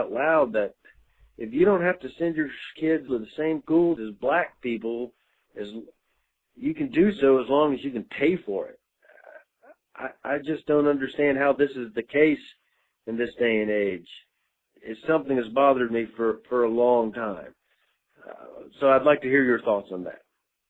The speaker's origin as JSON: {"language": "English", "town": "Jackson", "region": "Mississippi", "country": "United States", "said": "I'm from Jackson, Mississippi."}